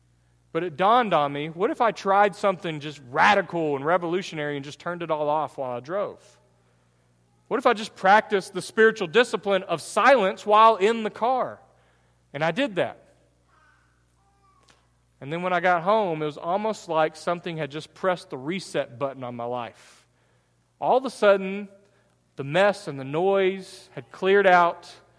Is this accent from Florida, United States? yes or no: no; Texas, United States; I'm East Texan.